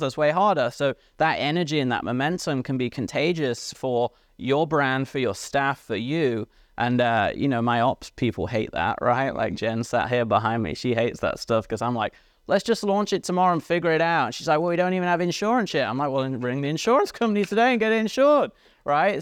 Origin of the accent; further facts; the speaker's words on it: England, United Kingdom; moved away; I grew up in England.